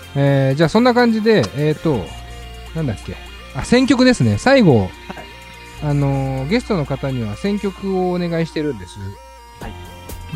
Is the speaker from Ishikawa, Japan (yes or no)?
no; Tokyo, Japan; 世田谷生まれ、世田谷育ちの僕